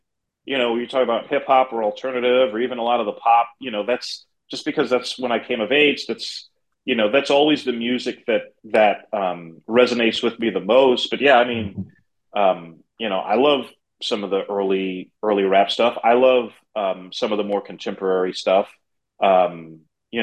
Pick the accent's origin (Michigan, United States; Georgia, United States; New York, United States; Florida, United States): New York, United States; New York City; moved away as an adult; now in Houston, United States; growing up in the Bronx, growing up in New York City